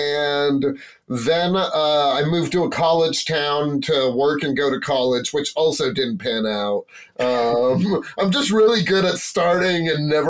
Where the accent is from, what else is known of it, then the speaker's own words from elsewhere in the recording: West Virginia, United States; moved away as an adult; also born or lived in New York; I'm a comedian from West Virginia. I was like 10 years ago, I started pursuing stand-up comedy. That's where I met these goons. I moved to New York.